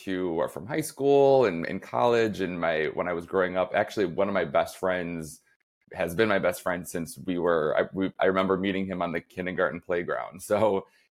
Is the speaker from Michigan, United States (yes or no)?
yes; Flint, Michigan, United States; moved away as an adult; also born or lived in New York; now in Chicago, United States; I grew up right outside of Flint, Michigan.